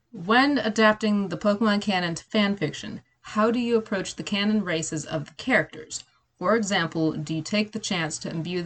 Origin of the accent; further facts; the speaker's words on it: United States; now in Tennessee, United States; fantastically, wonderfully American. We are talking like, the South. I'm down here in Appalachia, Tennessee